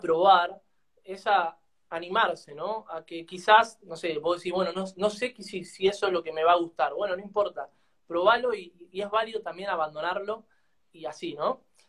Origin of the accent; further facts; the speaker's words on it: Argentina; nosotros acá en Argentina